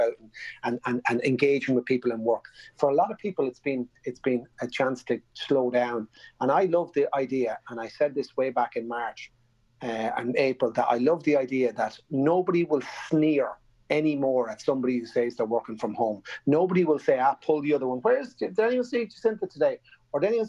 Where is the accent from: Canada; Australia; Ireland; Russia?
Ireland; Navan, Leinster; Growing up in Navan in the middle of the 70s and 80s